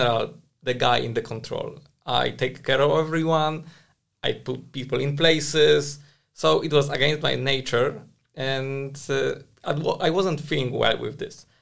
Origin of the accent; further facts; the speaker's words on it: Prague, Czechia; I'm from Prague